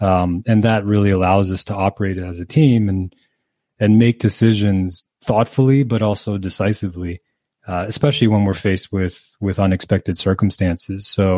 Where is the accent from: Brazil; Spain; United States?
Spain; Canary Islands; I grew up in the Canary Islands in Spain.